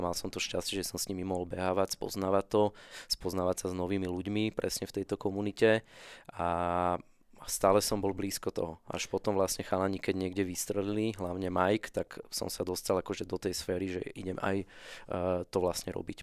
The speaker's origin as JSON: {"language": "Slovak", "town": "Bratislava", "region": "Bratislava Region", "country": "Slovakia", "tie": "born or raised there", "said": "ja som z Petržalky, zo sídliska, najväčšieho na Slovensku"}